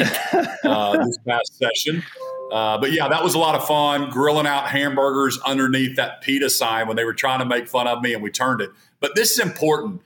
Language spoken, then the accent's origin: English; Norman, Oklahoma, United States; I grew up in Norman.